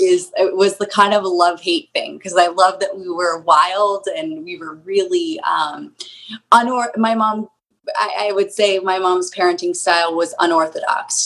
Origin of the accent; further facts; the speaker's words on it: Souderton, Pennsylvania, United States; We grew up in um, Souderton, Pennsylvania